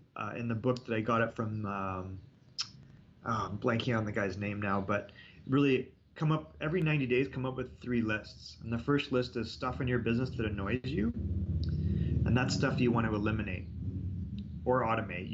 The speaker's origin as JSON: {"language": "English", "country": "Canada", "said": "I'm Canadian"}